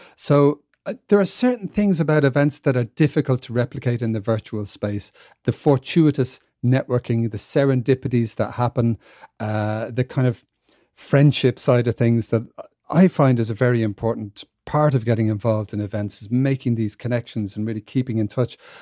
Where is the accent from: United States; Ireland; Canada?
Ireland; moved away; I'm from Ireland, even though I don't live there, uh, anymore and haven't for quite a while.